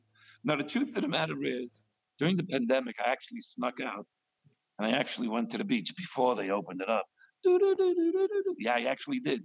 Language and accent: English; New York City, New York, United States; now in Bel Air, United States; I'm from Brooklyn